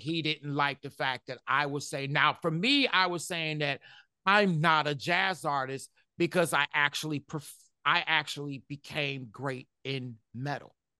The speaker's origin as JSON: {"language": "English", "town": "Detroit", "region": "Michigan", "country": "United States", "tie": "born or raised there", "said": "I grew up in Detroit, Michigan"}